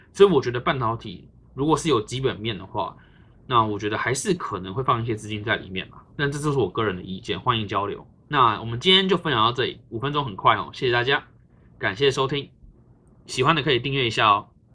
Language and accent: Chinese; Taiwan; 我们身为台湾人